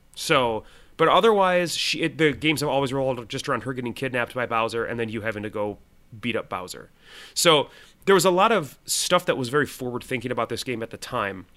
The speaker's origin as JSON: {"language": "English", "region": "Minnesota", "country": "United States", "said": "I'm from Minnesota."}